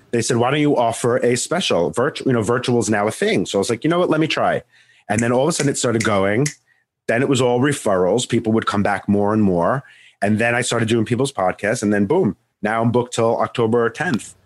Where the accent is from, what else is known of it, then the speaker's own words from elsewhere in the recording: Long Island, New York, United States; I'm from New York, Long Island